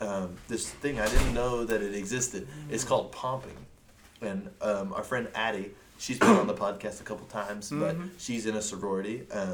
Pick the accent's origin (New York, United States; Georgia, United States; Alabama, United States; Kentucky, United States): Kentucky, United States; Bowling Green; moved away; I'm from Bowling Green and the one and only home of the Corvette.